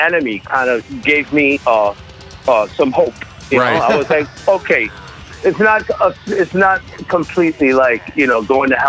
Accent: New York, United States; I'm of Puerto Rican descent. You know, my mother and my father are both from Puerto Rico, but I was born and raised in New York.

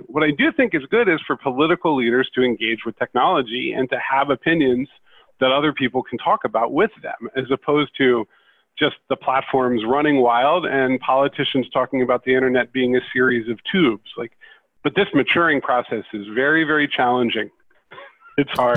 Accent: West Chester, Pennsylvania, United States; I grew up in Westchester, Pennsylvania, which was the home base of Commodore Computer

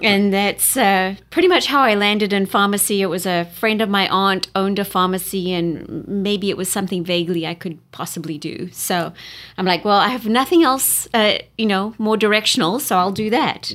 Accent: Durban, KwaZulu-Natal, South Africa; moved away as an adult; now in United States; I was born in Durban, South Africa, which is along the East Coast

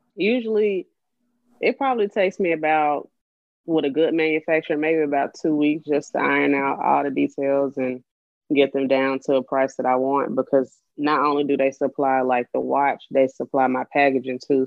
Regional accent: Birmingham, Alabama, United States; I'm from Birmingham, Alabama. I'm I almost said 29, I'm 30 years old. Just turned 30 last month in October. So I'm getting used to saying 30 now. born and raised in Birmingham.

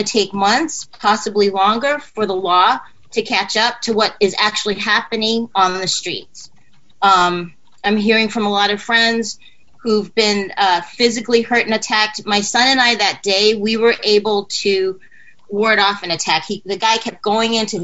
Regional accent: New York City, New York, United States; I grew up in New York City. I went to high school here.

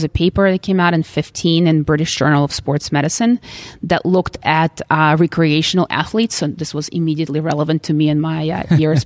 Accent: Philadelphia, Pennsylvania, United States; I'm from Philly

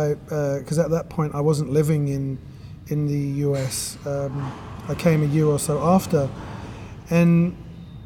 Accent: London, United Kingdom; moved away as an adult; also born or lived in Brooklyn; I grew up in the UK, in London, in East London

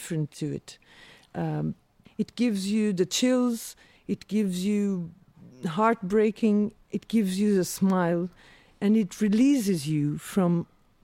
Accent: São Miguel, Azores, Portugal; English is a second language; moved away as an adult; also born or lived in South Africa; now in Lisbon, Portugal; I grew up in the Azores Islands.

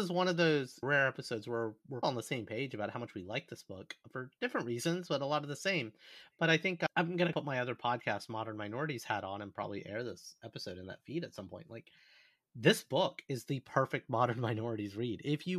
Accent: United States; as an Asian American growing up in this country.

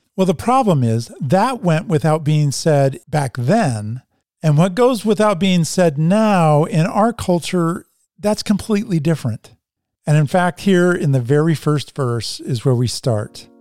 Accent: Oregon, United States; We're Oregonians

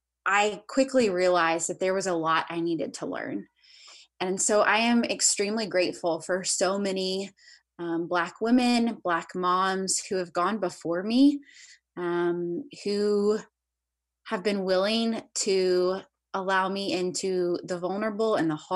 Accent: the South, United States; I grew up in the South. I grew up in a Christian family

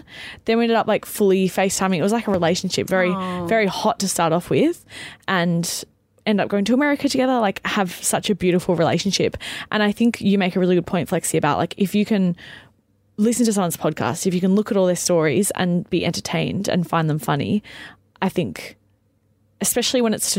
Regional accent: Melbourne, Victoria, Australia; moved away as an adult; now in Sydney, Australia; when I moved from Melbourne to Sydney. People who I didn't grow up with in Melbourne would start following me

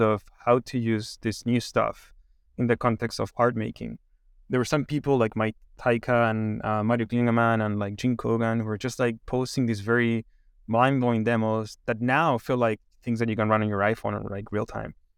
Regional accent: Chile; moved away; I'm originally from Chile, and, um, I studied, like, econ in, in Chile

